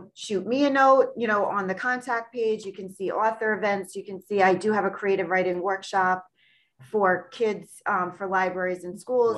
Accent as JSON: {"language": "English", "area": "Long Island", "region": "New York", "country": "United States", "tie": "born or raised there", "said": "born and raised on Long Island in New York, uh, USA"}